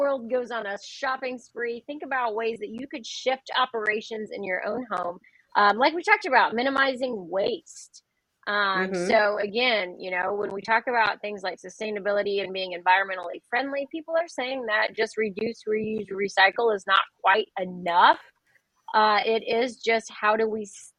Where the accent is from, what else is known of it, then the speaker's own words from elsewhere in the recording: Midwest, United States; I'm from the Midwest.